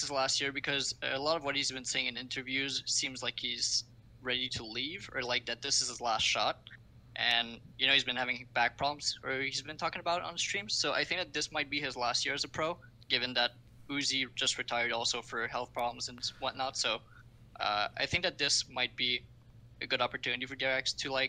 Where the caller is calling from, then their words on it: Montreal, Quebec, Canada; I'm calling from Montreal, Quebec.